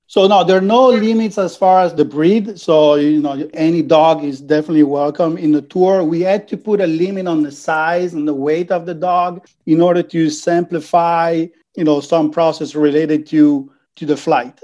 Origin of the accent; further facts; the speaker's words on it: Venice, Veneto, Italy; English is a second language; I'm from Venice